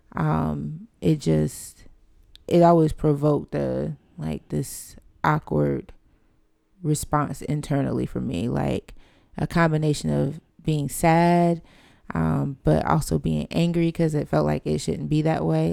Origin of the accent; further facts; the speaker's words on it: Fayetteville, North Carolina, United States; moved away as an adult; now in Charlotte, United States; growing up in Fayetteville